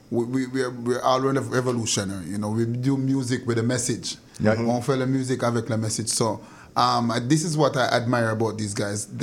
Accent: Jamaica; French is a second language; now in Montreal, Canada; je viens de Jamaïque.

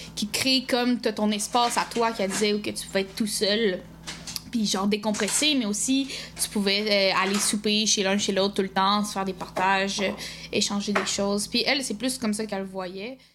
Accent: Quebec, Canada; born or raised there

